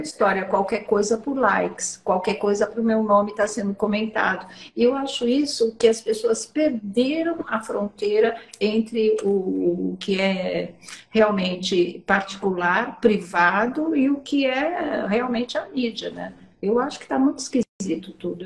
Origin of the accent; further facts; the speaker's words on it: São Paulo, Brazil; sou paulista paulistana mesmo, da Zona Norte